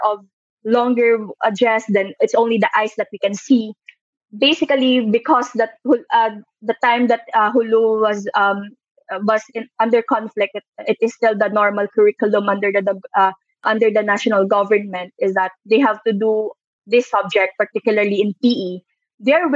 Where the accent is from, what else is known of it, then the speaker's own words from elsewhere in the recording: Iloilo City, Western Visayas, Philippines; now in Manila, Philippines; growing up in Iloilo, living in Manila